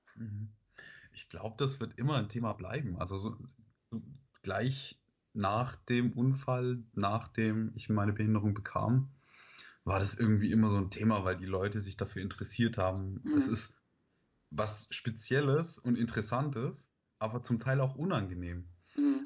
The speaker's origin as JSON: {"language": "German", "area": "Stuttgart area", "region": "Baden-Württemberg", "country": "Germany", "moved": "as an adult", "lives_now": "Heidelberg, Germany", "said": "Ich komme ursprünglich aus dem Raum Stuttgart"}